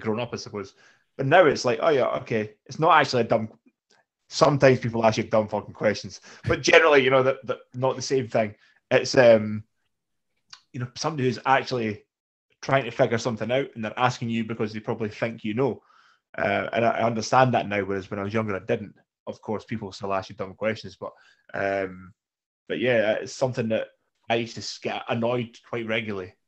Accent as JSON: {"language": "English", "region": "Scotland", "country": "United Kingdom", "said": "we're Scottish"}